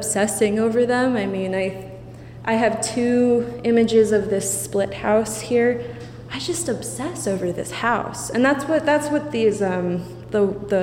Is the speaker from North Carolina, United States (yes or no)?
no; Amherst, Massachusetts, United States; I grew up in Amherst, Massachusetts